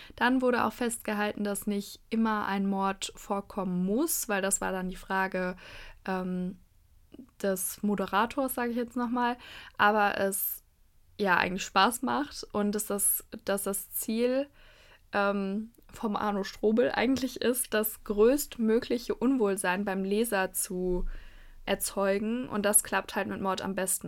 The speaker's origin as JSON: {"language": "German", "town": "Cologne", "region": "North Rhine-Westphalia", "country": "Germany", "said": "als Kölnerin"}